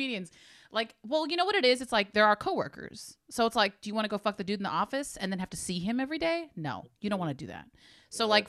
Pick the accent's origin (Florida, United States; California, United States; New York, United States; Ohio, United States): California, United States; Hayward; We had a lot of Filipinos and stuff growing up in Hayward